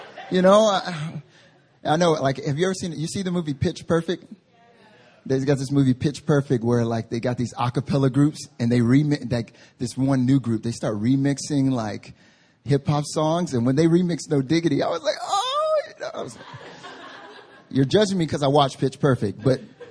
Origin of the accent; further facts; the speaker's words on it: North Carolina, United States; now in Seoul, South Korea; I grew up in North Carolina